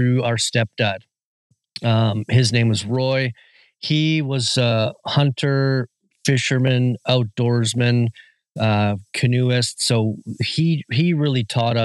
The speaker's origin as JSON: {"language": "English", "town": "Whistler", "region": "British Columbia", "country": "Canada", "said": "I am from Whistler, British Columbia, and I am a magazine publisher and a first-time author"}